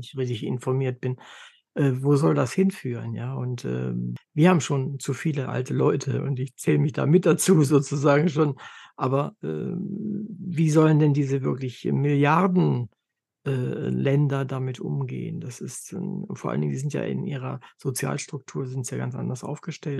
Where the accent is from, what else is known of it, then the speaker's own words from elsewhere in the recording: Germany; für uns als Deutsche